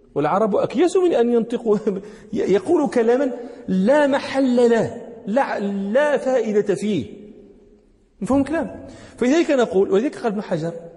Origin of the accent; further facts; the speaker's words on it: Morocco; هنا عندنا في المغرب